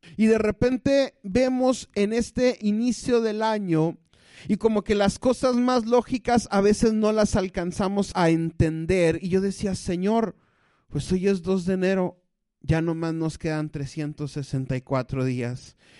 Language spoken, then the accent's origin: Spanish; Mexico; los mexicanos y la desidia hemos ido de la mano